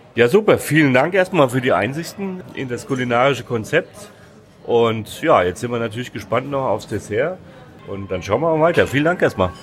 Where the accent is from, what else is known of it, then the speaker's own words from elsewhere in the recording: Hesse, Germany; als gebürtiger Hesse